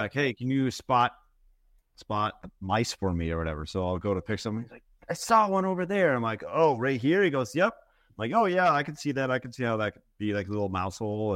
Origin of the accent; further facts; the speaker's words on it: Minnesota, United States; I grew up in Minnesota, ten thousand lakes